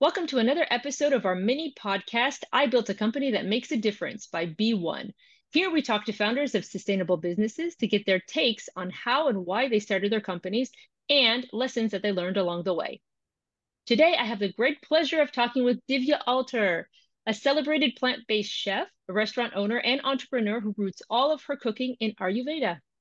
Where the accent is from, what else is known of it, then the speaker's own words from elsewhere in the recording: United States; now in London, United Kingdom; I'm American, I'm based in London, but I'm American